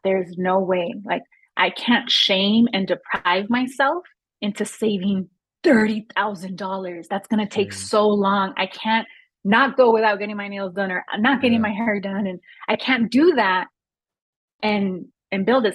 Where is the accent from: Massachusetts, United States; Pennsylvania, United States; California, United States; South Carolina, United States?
California, United States; Los Angeles; I grew up in Los Angeles in a neighborhood that at the time had a lot of gun violence